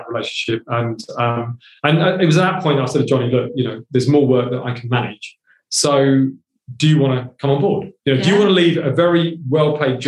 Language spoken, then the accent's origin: English; Hounslow, London, United Kingdom; also born or lived in India; I'm an immigrant. I'm a boy from Hounslow.